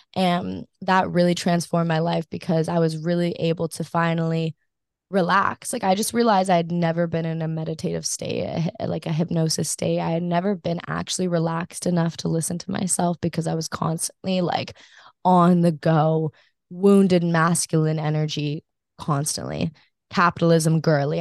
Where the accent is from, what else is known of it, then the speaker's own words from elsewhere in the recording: Maui, Hawaii, United States; grew up on Maui, but I am not, like, I did not grow up surfing